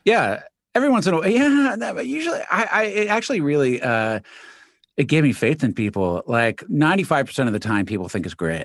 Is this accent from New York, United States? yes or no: yes; New York City, New York, United States; also born or lived in Manhattan; New York, originally born in Queens.